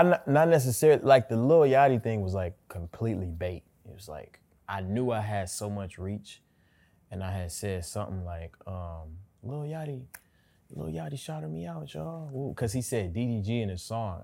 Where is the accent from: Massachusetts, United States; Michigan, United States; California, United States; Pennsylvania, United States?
Michigan, United States; Pontiac; moved away as an adult; now in Los Angeles, United States; I'm from Pontiac